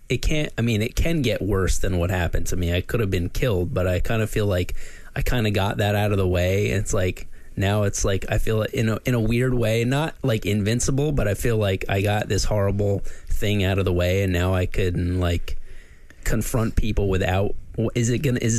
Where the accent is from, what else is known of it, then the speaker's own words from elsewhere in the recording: Ridgefield, Connecticut, United States; I grew up in Ridgefield, Connecticut